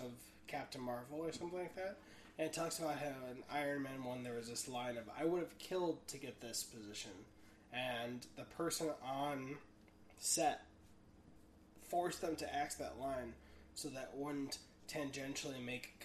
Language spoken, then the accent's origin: English; Chicago, Illinois, United States; also born or lived in Germany; I was born in Germany, but I grew up in Chicago.